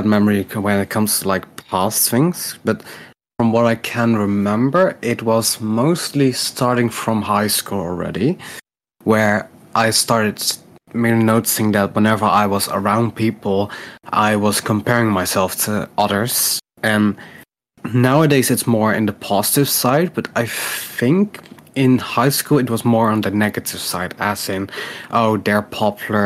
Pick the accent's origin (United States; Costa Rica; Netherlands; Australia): Netherlands; I'm Dutch, so I come from the Netherlands